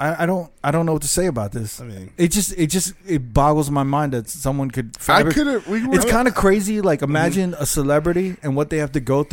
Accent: New York, United States; just growing up in New York.

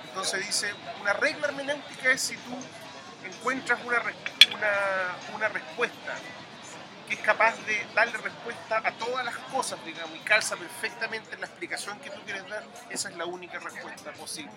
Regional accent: Chile

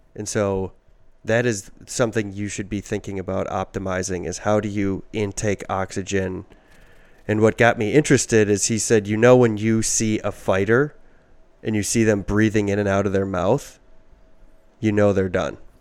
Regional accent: Midwest, United States; we're from the Midwest

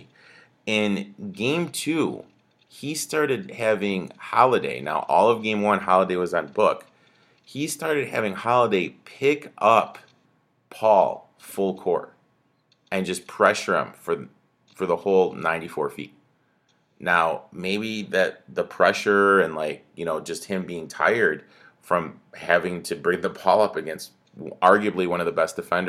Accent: Michigan, United States; moved away; also born or lived in Milwaukee area, Wisconsin; I'm from Michigan, grew up in Michigan

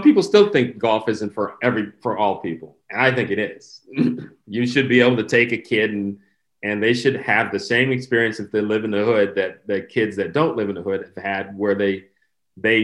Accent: Wisconsin, United States; now in Los Angeles, United States; I grew up in Wisconsin

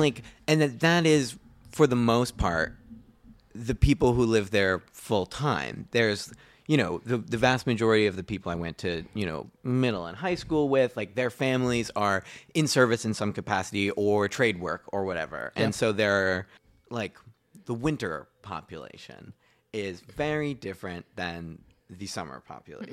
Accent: Cape Cod, Massachusetts, United States; also born or lived in Fort Myers, Florida; I grew up on Cape Cod, Massachusetts

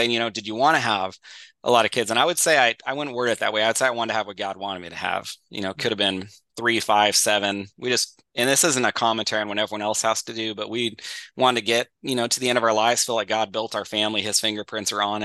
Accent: Northern California, United States; born or raised there; also born or lived in Florida

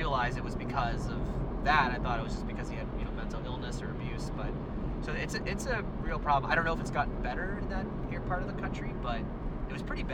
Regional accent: North Dakota, United States; now in New York, United States; I grew up in North Dakota

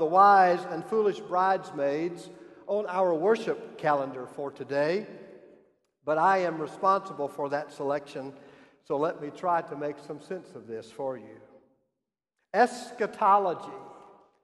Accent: South Carolina, United States; moved away; my home state

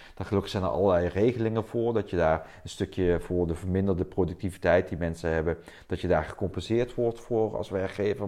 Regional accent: South Limburg, Netherlands; accent: southern; moved away as an adult; now in Delft, Netherlands; ik ben een eh, import Delftenaar. Laten hoor je met, met mijn accent oorspronkelijk afkomstig uit Zuid-Limburg.

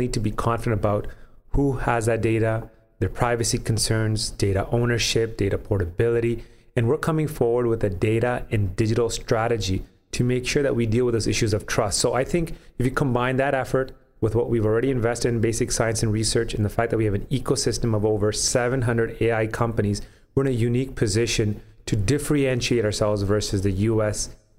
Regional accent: Canada; some of the challenges that I recall growing up in Canada, dealing with my peers as well when we graduated from university

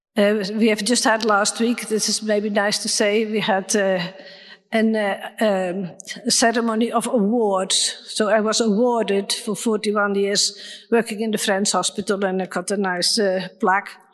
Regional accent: Netherlands; moved away; I'm from Holland

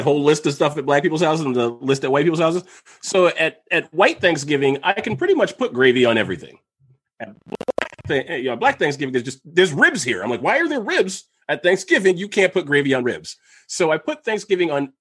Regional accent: Virginia, United States; I was born in Virginia

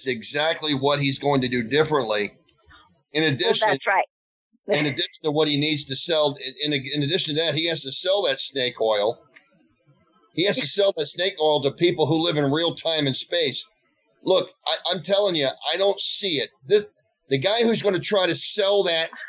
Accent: United States; I'm an American

